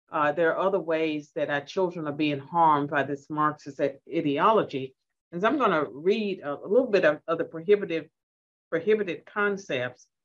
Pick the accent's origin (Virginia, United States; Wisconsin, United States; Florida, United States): Virginia, United States; Well, I'm from Southwestern Virginia, and uh, and my folks weren't educated, so I struggle with some of these words.